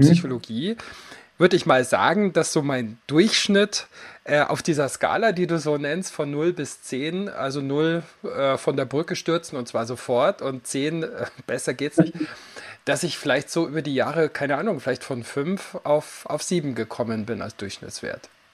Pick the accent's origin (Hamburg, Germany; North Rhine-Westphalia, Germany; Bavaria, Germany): Bavaria, Germany; Allgäu; now in Garmisch-Partenkirchen, Germany; ich komme ursprünglich aus dem Allgäu